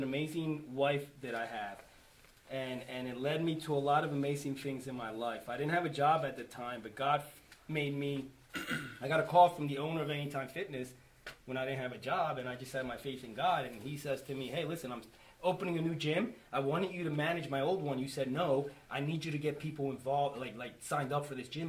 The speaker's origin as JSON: {"language": "English", "town": "Schwenksville", "region": "Pennsylvania", "country": "United States", "said": "I'm from Schwanksville."}